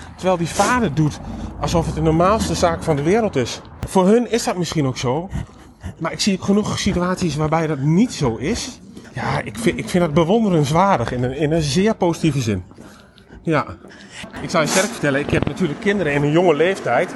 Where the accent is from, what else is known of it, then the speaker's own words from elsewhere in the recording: Nijverdal, Overijssel, Netherlands; ik kom natuurlijk zelf uit Twente